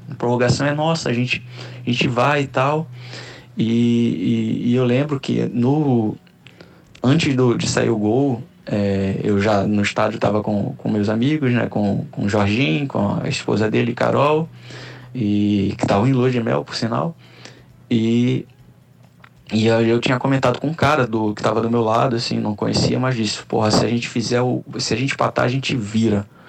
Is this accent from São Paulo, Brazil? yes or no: no; Rio de Janeiro, Brazil; now in Olinda, Brazil; sou carioca, radicado em Pernambuco, atualmente residindo em Olinda